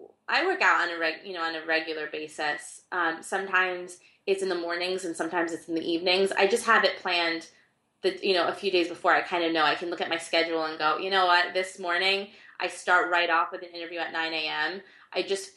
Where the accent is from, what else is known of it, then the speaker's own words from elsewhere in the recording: Argentina; I was born in Argentina